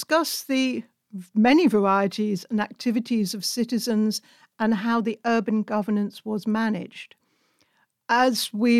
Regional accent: United Kingdom; now in Hungary; As a British citizen living in Hungary

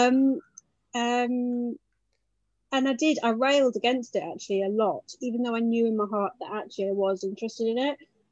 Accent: United Kingdom; being British Asian as I am

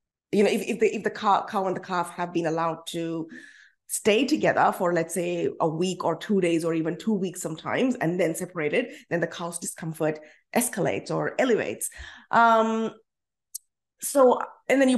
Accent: India; now in Australia; As an Indian citizen

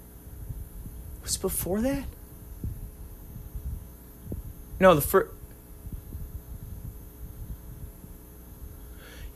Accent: Chicago, Illinois, United States; growing up in Chicago, driving on the Eisenhower

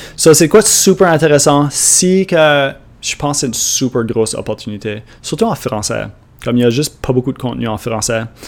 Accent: Canada; accent: Acadian; comme parler acadien. C'est moi qui l'ai enregistré, ça c'est mon accent

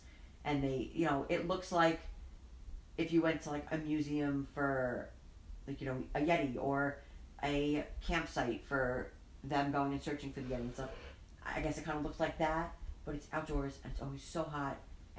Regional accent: New York, United States; now in New Jersey, United States; growing up in New York

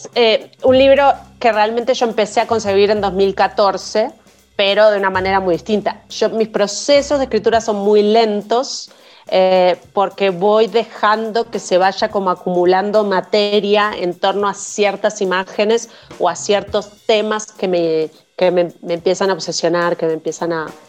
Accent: Uruguay; siendo una joven uruguaya, em, de uruguaya latinoamericana de aquella época, de 1990 y poco

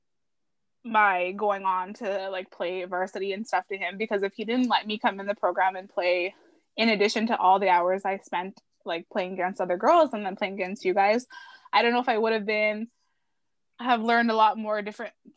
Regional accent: Sault Ste. Marie, Ontario, Canada; the Sioux where we grew up

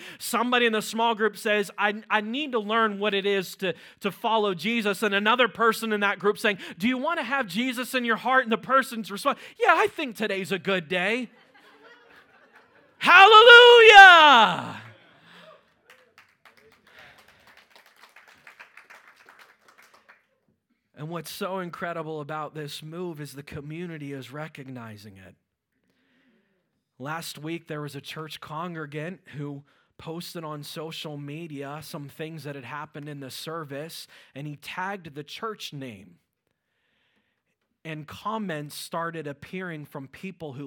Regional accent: Fayette County, near Pittsburgh, Pennsylvania, United States; moved away as an adult; now in Fogelsville, United States; I grew up in an area called Fayette County

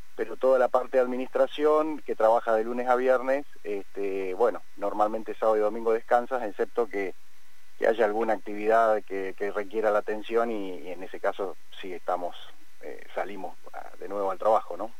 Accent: Cipolletti / Vista Alegre, Patagonia, Argentina; nosotros nacimos, estudiamos, crecimos, eh, estudiamos en la Universidad del Comahue

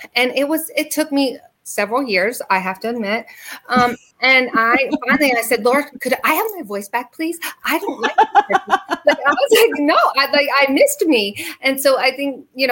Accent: the North, United States; growing up in the North

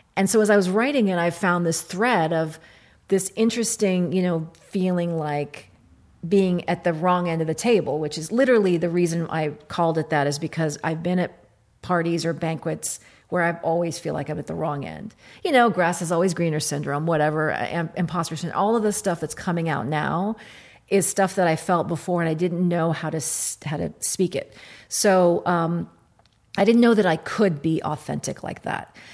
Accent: Kentucky, United States; moved away; also born or lived in Iraq; I was born in Iraq. I grew up in Kentucky.

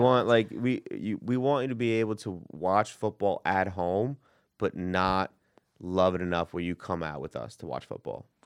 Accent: New York City, New York, United States; I'm from Queens

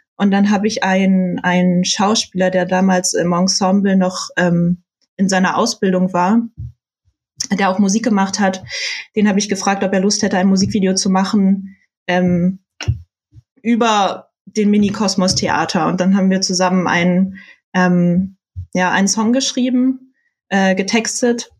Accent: Saxony-Anhalt, Germany; moved away; ich komme äh, aus Sachsen-Anhalt, aus der Nähe von Halle an der Saale

